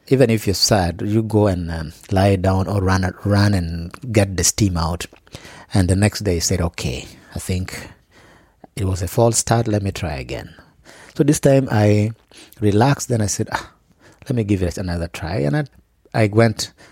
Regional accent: Gulu, Northern Region, Uganda; I come from Gulu.

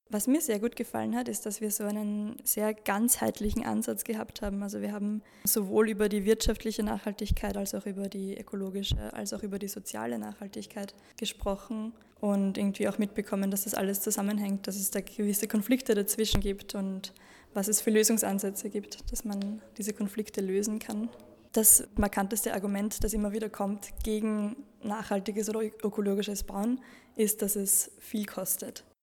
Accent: Lower Austria, Austria; ich komme aus Niederösterreich und studiere Architektur an der TU Wien.

